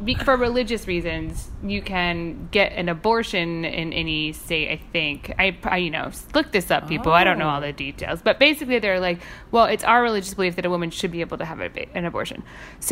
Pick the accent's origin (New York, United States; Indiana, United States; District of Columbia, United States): Indiana, United States; moved away; I'm from Indiana